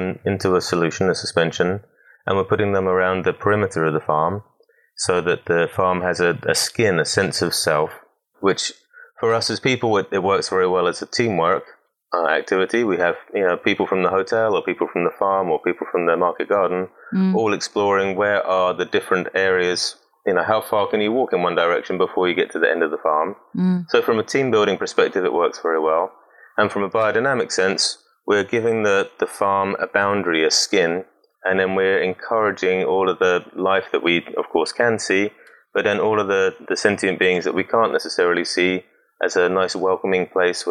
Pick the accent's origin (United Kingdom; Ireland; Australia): United Kingdom; Southampton, South East England; moved away as an adult; now in United States; I'm originally British born down in Southampton. And then went through normal schooling and then went on to study horticulture at Hadlow College down in Kent.